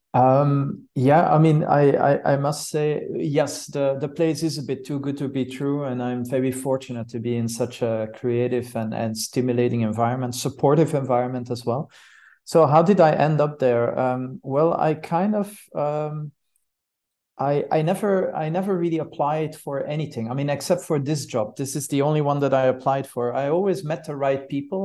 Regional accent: Brussels, Brussels-Capital Region, Belgium; moved away as an adult; also born or lived in Switzerland / United States; now in Zurich, Switzerland; I'm, I'm, uh, from Brussels, from Brussels, Belgium. That's also where I star-, started my studies

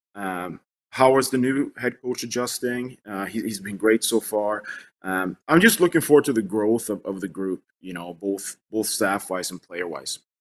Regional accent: Sweden; moved away as an adult; now in United States; I was growing up in Sweden

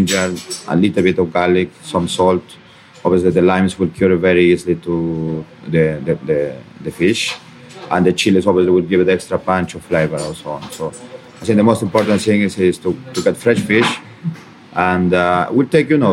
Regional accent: Peru

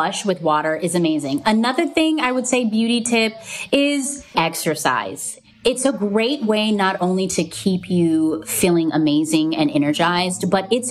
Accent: Hawaii, United States; I grew up in Hawaii

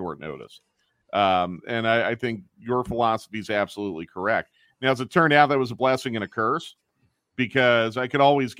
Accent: Philadelphia, Pennsylvania, United States; I grew up in Philadelphia

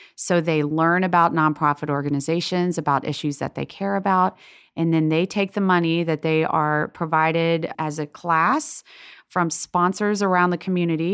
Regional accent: Lexington, Kentucky, United States; also born or lived in Boston; I grew up in Lexington, Kentucky, and we went to Episcopal Church there.

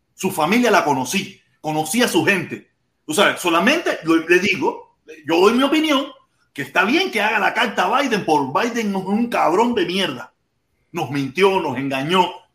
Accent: Cuba; now in United States; después que me fui de Cuba

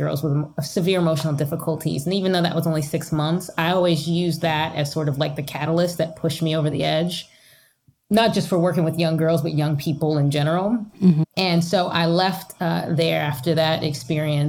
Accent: New Jersey, United States; moved away as an adult; now in Pennsylvania, United States; I started sort of in New Jersey. That's where I'm from

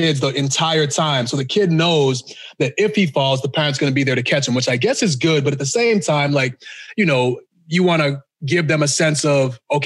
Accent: Boston, Massachusetts, United States; also born or lived in Ghana; now in Texas, United States; I actually grew up in Boston

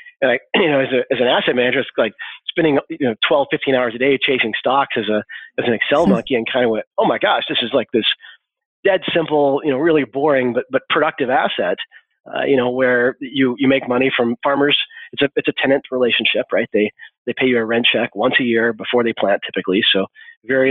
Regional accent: Arkansas, United States; I was born and raised here in Arkansas.

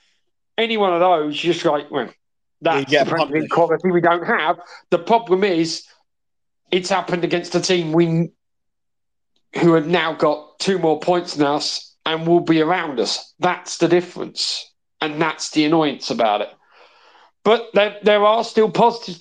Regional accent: Wales, United Kingdom; as a Welshman

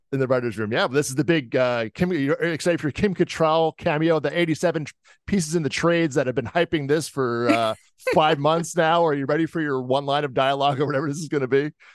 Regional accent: Jersey Shore, New Jersey, United States; I'm from the Jersey Shore

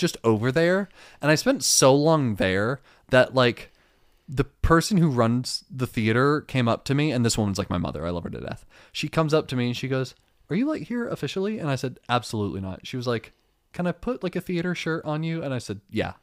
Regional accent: Dunnellon, Florida, United States; moved away; I'll bring you to my hometown

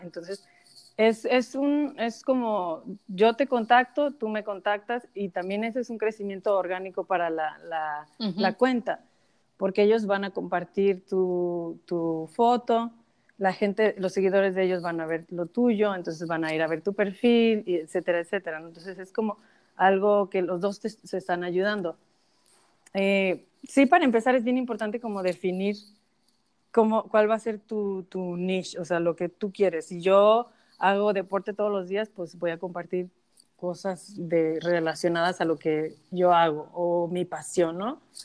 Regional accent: Mexico; now in United States; yo soy de México, viviendo en Estados Unidos

